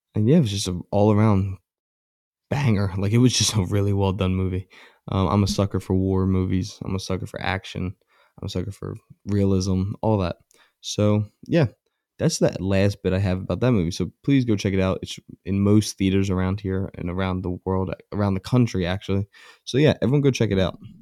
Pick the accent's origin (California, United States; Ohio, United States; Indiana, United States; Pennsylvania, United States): Pennsylvania, United States; Philadelphia; I'm a Philadelphian